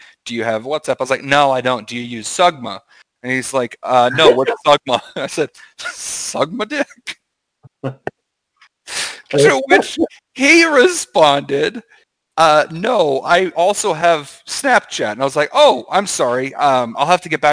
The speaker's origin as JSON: {"language": "English", "country": "United States", "said": "I'm the U.S."}